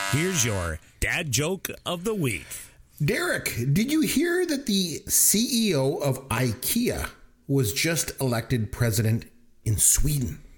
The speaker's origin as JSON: {"language": "English", "country": "Canada", "said": "Just again, no, we're from"}